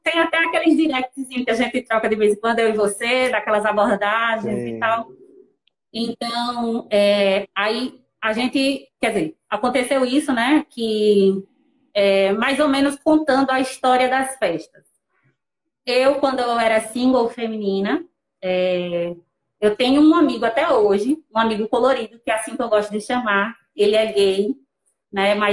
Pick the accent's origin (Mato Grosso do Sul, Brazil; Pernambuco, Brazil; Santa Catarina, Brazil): Pernambuco, Brazil; Petrolina; also born or lived in Rio Formoso; Alex é de Rio Formoso, eu sou de Petrolina, Pernambuco, naturais, né? Atualmente moramos em Petrolina, Pernambuco.